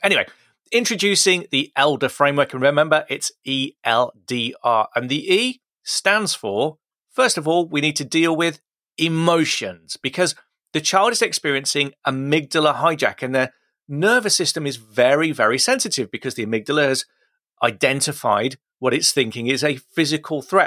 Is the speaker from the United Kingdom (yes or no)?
yes; Midlands, United Kingdom; I pronounced it tooth. I'm from the Midlands. That's how we say it.